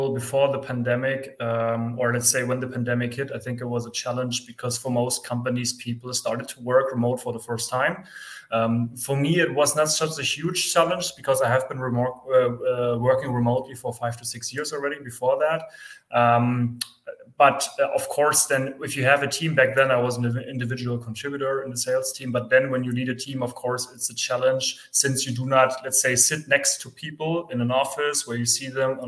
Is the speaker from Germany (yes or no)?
yes; Germany; also born or lived in near Frankfurt; I am from Germany. I am based near Frankfurt